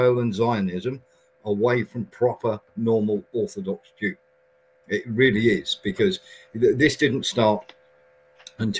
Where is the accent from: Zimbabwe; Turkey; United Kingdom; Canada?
United Kingdom; we did as a British nation